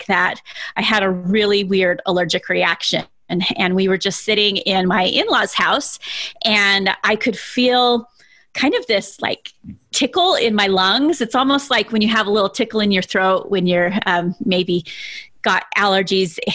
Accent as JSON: {"language": "English", "town": "South Jordan", "region": "Utah", "country": "United States", "tie": "born or raised there", "said": "I grew up in South Jordan, Utah"}